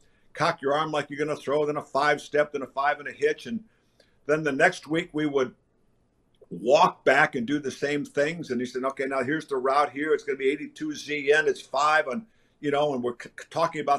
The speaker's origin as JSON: {"language": "English", "town": "Batavia", "region": "Illinois", "country": "United States", "tie": "born or raised there", "moved": "yes", "said": "I grew up in the Chicago area, a big Bears fan"}